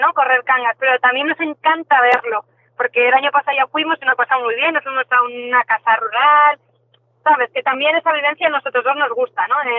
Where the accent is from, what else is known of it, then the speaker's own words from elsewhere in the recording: Madrid, Community of Madrid, Spain; moved away as an adult; now in Vigo, Spain; yo soy de Madrid, vine aquí a Vigo